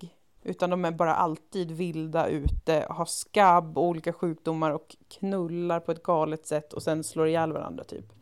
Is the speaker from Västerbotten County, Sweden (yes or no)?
yes; Umeå, Västerbotten County, Sweden; när jag växte upp i Umeå